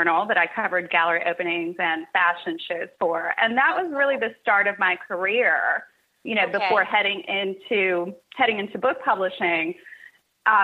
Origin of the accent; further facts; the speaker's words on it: Cincinnati, Ohio, United States; also born or lived in Kentucky; I was born and raised in Cincinnati, Ohio, and went to school in Kentucky